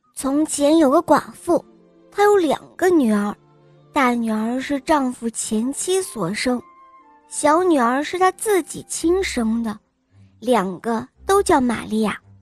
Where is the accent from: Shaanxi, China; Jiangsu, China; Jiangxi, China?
Shaanxi, China; Xi'an; 我五岁了，我来自西安